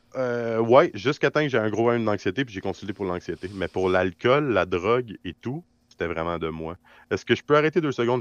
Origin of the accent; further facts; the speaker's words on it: Quebec, Canada; ma vraie place en tant que Québécois